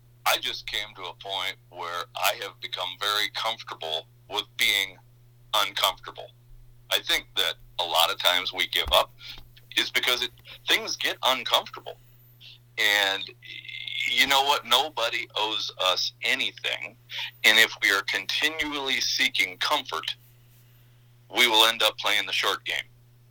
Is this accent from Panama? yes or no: no; northern Minnesota, United States; also born or lived in Baytown, Texas / Mankato, Minnesota; The long road ended up in northern Minnesota. That's where I grew up